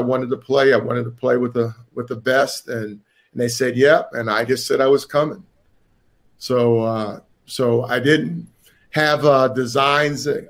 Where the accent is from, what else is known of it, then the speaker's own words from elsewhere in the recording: Chesapeake, Virginia, United States; I'm from Tidewater, Virginia. I went to high school in Chesapeake, Virginia.